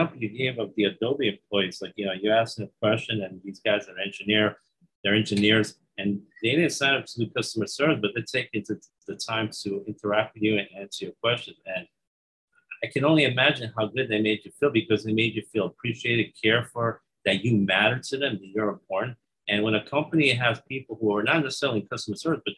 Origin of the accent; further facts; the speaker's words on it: New York, United States; I'm from New York, so I speak very quickly